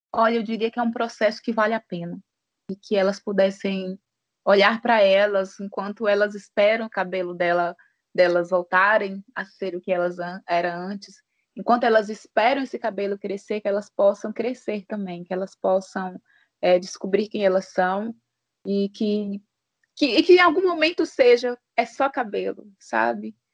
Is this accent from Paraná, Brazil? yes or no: no; Januária, Minas Gerais, Brazil; sou mineira de Januária